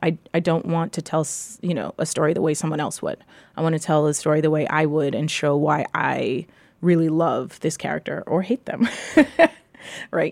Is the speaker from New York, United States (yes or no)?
yes; New York City, New York, United States; I grew up in New York City anyone from New York is going to tell you they came from New York, right? Um, I grew up in the Lower East Side